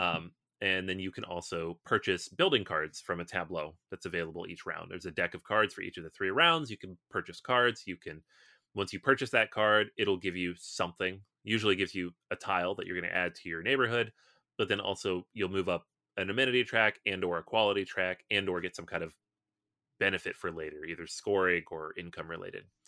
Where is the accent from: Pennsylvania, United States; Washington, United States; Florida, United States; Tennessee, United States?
Washington, United States; Seattle; I'm from Seattle